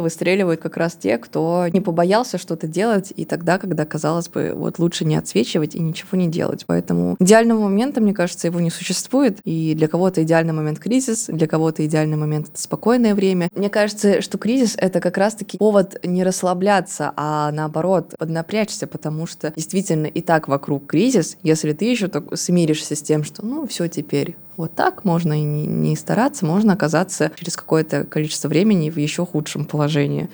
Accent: Tomsk, Tomsk Oblast, Russia; moved away as an adult; now in Moscow, Russia; все мое детство было в Томске, на даче и в детских лагерях, которые тоже находятся в Томской области

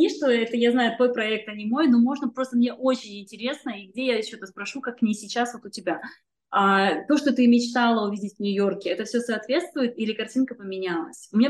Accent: Kazakhstan; now in Russia; У меня два отказа по визе на основании того, что я из Казахстана мигрировала в Россию

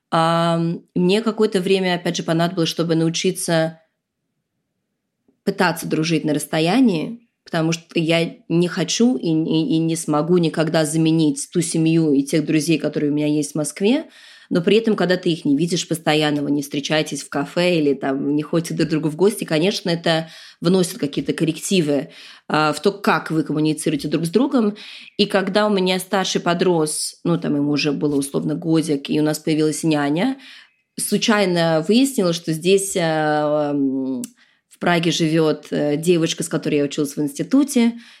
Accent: New York, United States; born there; also born or lived in Moscow / London; Я действительно родилась в Нью-Йорке. Мы там прожили пару лет, потом приехали в Москву.

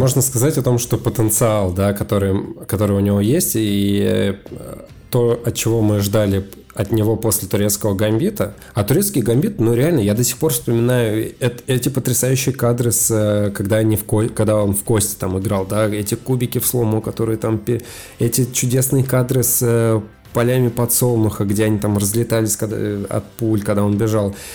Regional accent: Sosnovy Bor, Leningrad Oblast, Russia; born or raised there; moved away

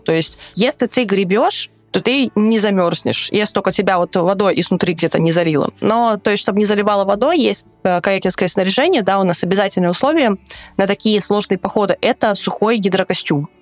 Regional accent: Russia; я говорила, что I'm from Russia

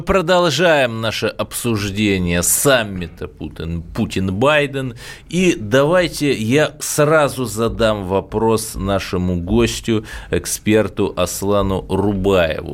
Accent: Cherepovets, Vologda Oblast, Russia; я простой парень из Череповца.

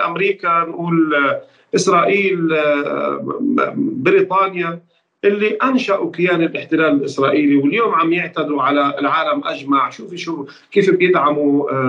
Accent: Palestine; نحن كفلسطينيين وكعرب

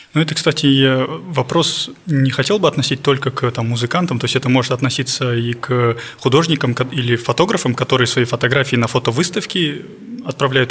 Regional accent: Almaty, Kazakhstan; я с Алматы

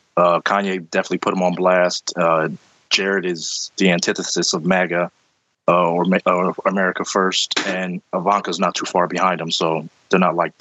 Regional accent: Philadelphia, Pennsylvania, United States; I'm from Philly

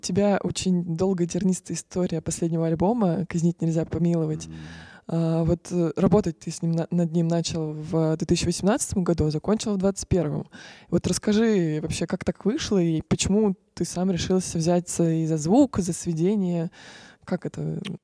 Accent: Ryazan, Ryazan Oblast, Russia; мы вообще из Рязани

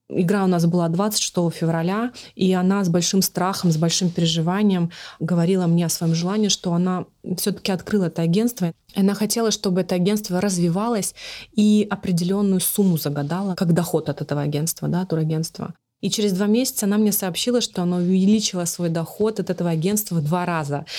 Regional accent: Magnitogorsk, Chelyabinsk Oblast, Russia; moved away; мы отправились всей семьей на машине в мои родные края, в Челябинскую область, э, город Магнитогорск

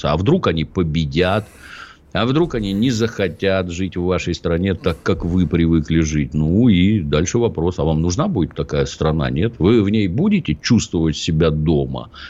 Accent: Ryazan, Ryazan Oblast, Russia; born there; Я родился в Рязани, это предмет особой гордости.

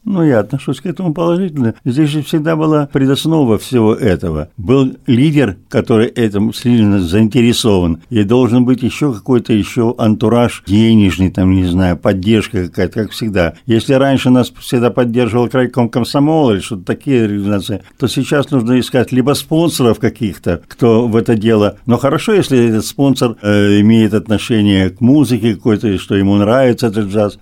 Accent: the Far East, Russian Far East, Russia; мы с Дальнего Востока

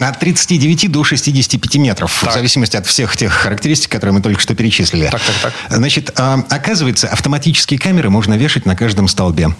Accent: Kirov Oblast, Russia; moved away; У меня на родине, в Кировской области

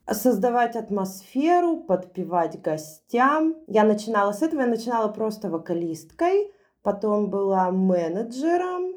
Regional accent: Yekaterinburg, Sverdlovsk Oblast, Russia; moved away as an adult; also born or lived in Moscow; родилась и выросла в Екатеринбурге. Я достаточно поздно переехала в Москву, в 25 лет.

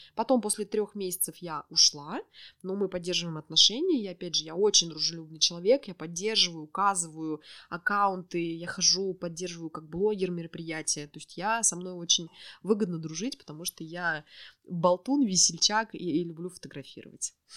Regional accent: Orenburg, Orenburg Oblast, Russia; moved away as an adult; now in Yekaterinburg, Russia; я родом из Оренбурга

